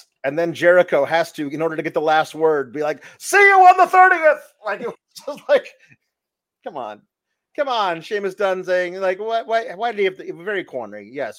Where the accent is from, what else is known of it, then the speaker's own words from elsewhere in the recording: Winnipeg, Manitoba, Canada; And also, we're both from Winnipeg, where the Jets play.